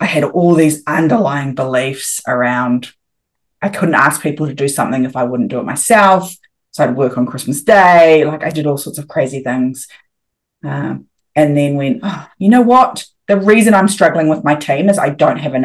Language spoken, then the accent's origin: English; New Zealand; moved away as an adult; also born or lived in Thailand; I'm a New Zealander and we all do our OEs